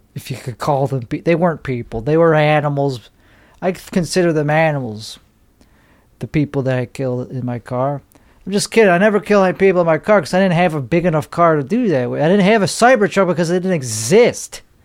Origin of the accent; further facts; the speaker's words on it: Chicago, Illinois, United States; I'm from Chicago